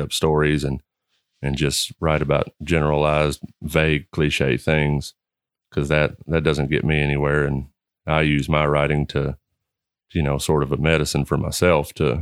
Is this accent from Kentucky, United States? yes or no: yes; Henry County, Kentucky, United States; I grew up in Henry County. I've been there my whole life